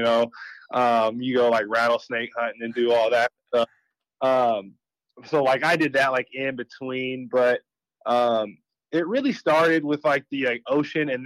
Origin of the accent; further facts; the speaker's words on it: Valencia, California, United States; also born or lived in Bakersfield, California / Florida; So, I grew up in Bakersfield, which is like 2 hours north of LA and kind of like inland. And then when I was a little older, when I got into elementary school, I moved up to Valencia